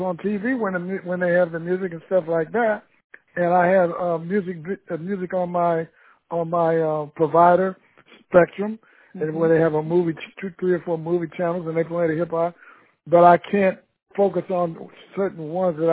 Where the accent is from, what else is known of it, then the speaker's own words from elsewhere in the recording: Columbus, Ohio, United States; now in Yucca Valley, United States; I grew up with Nancy in Columbus, Ohio